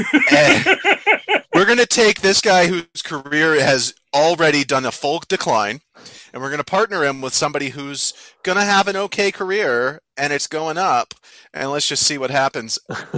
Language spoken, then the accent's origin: English; United States; as an American